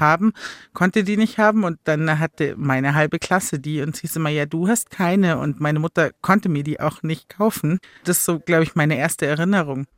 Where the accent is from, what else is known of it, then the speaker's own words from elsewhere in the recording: Chiemsee, Bavaria, Germany; now in Munich, Germany; ich bin am Chiemsee aufgewachsen